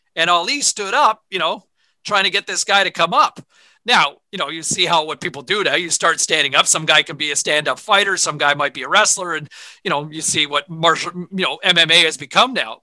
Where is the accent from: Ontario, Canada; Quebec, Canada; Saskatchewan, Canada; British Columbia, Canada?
Ontario, Canada; Ottawa; my parents always had 580 CFRA on in the house growing up in Ottawa